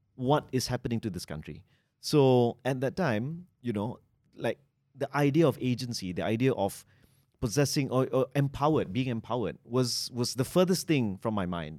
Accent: Malaysia; I'm Malaysian

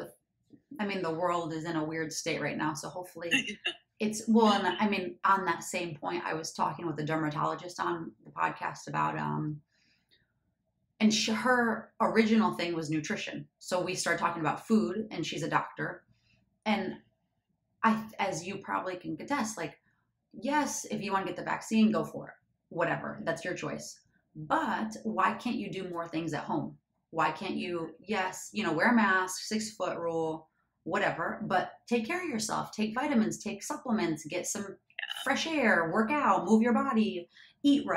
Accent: Michigan, United States; moved away; I'm from the Midwest, I'm from Michigan.

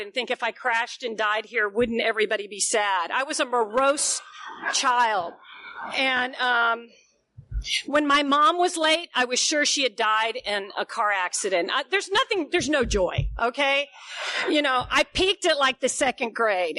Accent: Knoxville, Tennessee, United States; moved away as an adult; also born or lived in Atlanta / New York City; now in Powell, Tennessee, United States; I grew up in Knoxville, Tennessee, right at the foot of the Smoky Mountains

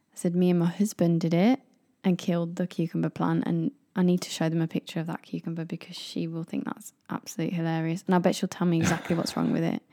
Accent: United Kingdom; moved away; as British people

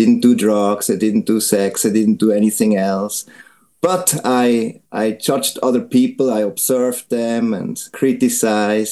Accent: Switzerland; moved away as an adult; also born or lived in Florida, United States; now in Japan; Actually, I'm from Switzerland. I was born in Switzerland

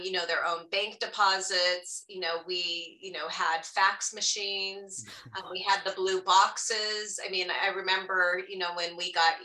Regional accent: Southern California, United States; moved away as an adult; also born or lived in Santa Barbara County, California; now in Tucson, United States; born and raised in Southern California

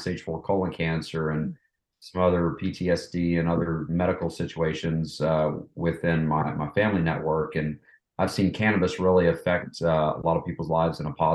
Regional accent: Knoxville, Tennessee, United States; moved away as an adult; also born or lived in Atlanta; I was born and raised in Knoxville, East Tennessee.

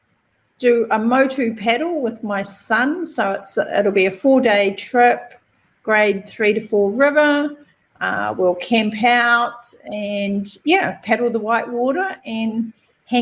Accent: Ruatahuna, Bay of Plenty, New Zealand; that's where I was born, and I was raised, very rural New Zealand. We in Ruatahuna, where we were brought up

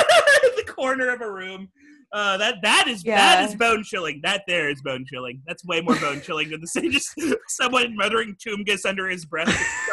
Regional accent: Texas, United States; I'm from Texas too

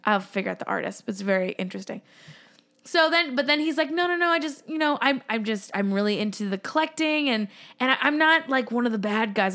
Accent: Massachusetts, United States; growing up, living in Massachusetts

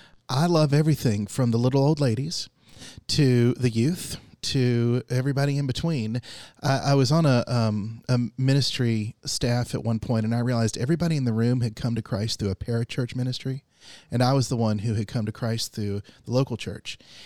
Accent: Georgia, United States; So I grew up outside of Atlanta, Georgia, and I was the son of a Baptist mother and an Episcopalian father.

